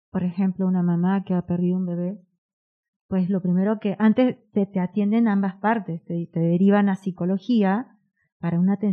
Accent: Peru; moved away; soy peruana

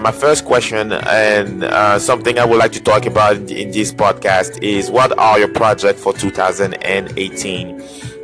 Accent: Cameroon; my home country, Cameroon

